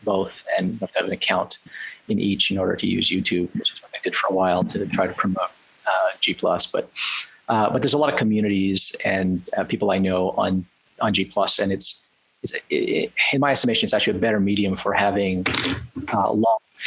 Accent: Canada; I'm from Canada.

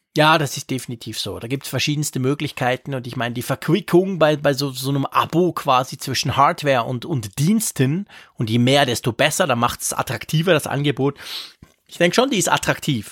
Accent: Switzerland; Bei uns in der Schweiz

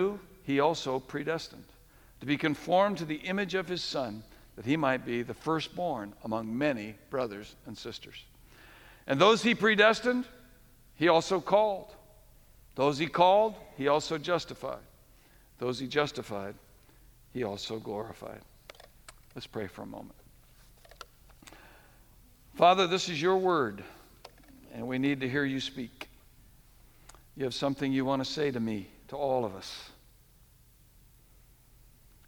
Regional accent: New England, United States; we grew up in New England

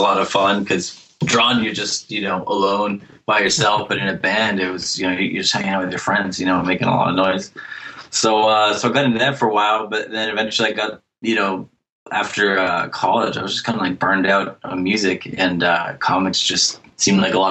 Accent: central northern Massachusetts, United States; also born or lived in Boston / Worcester / New York City area; now in north of Boston, United States; I'm from Massachusetts. I've kind of bounced around a little bit. Grew up in central northern Massachusetts, then went to college in Boston

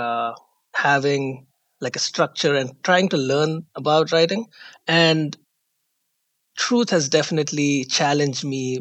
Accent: India; I am from India

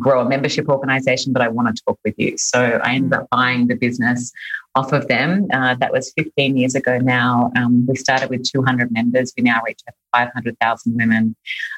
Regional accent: Sydney, New South Wales, Australia; moved away as an adult; now in Los Angeles, United States; I'm Australian. I was born and raised in Sydney, Australia, and moved to LA 5 years ago now.

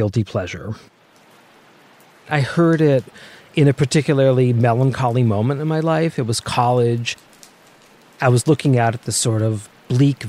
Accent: right outside Atlantic City, New Jersey, United States; now in Hudson Valley, New York, United States; I grew up in South Jersey, right outside Atlantic City, pre-casino Atlantic City.

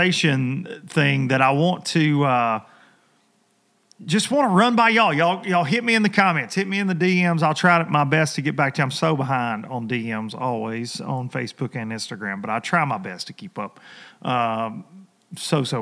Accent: United States; when I was a kid growing up on the Tennessee River

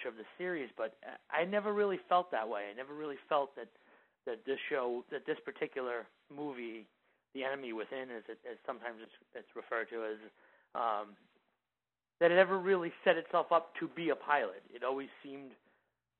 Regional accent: United States; I know as an American fan, I like the fact that I didn't see the same old stuff that I could see on my television here in the States.

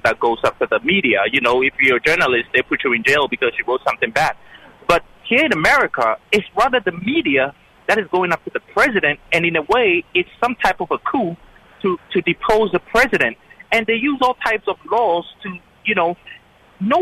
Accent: Ghana; now in United States; I'm from Ghana, a country in West Africa

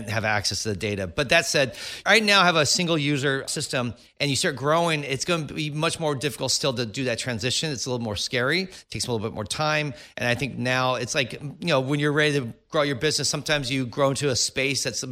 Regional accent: Silicon Valley, California, United States; I grew up in the Silicon Valley

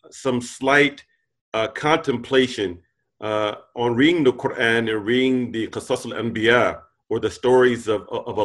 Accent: United States; we as American Muslims

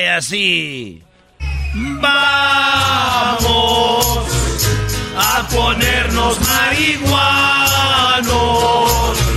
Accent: Michoacán, Mexico; pues, son de allá, de, la Ciudad de México. Yo soy, pues, de Michoacán. Somos de Michoacán

